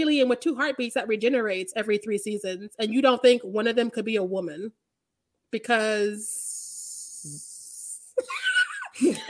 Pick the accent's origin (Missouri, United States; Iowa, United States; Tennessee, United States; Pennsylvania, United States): Missouri, United States; I'm from Missouri